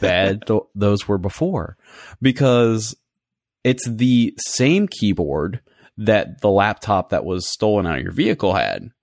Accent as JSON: {"language": "English", "town": "Baton Rouge", "region": "Louisiana", "country": "United States", "tie": "born or raised there", "moved": "as an adult", "said": "I took a job back in my hometown of Baton Rouge"}